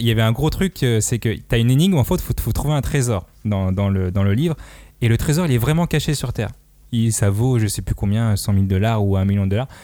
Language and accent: French; Madagascar; on est vraiment indonésien, euh, nous les malgaches.